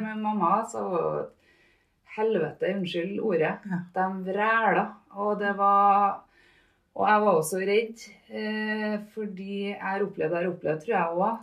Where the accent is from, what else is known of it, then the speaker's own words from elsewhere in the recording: Trondheim, Trøndelag, Norway; also born or lived in Namsos; vokste opp på Byåsen. Nedre Byåsen, ja, oppafor trikken på Bredablikk